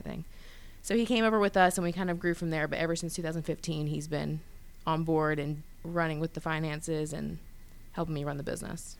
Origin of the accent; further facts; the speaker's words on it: Grayson, Georgia, United States; moved away as an adult; now in Atlanta, United States; I was born and raised in Gwinnett County. Um, grew up in Grayson